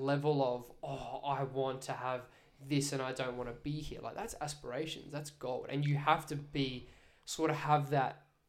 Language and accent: English; Brisbane, Queensland, Australia; Growing up in Brisbane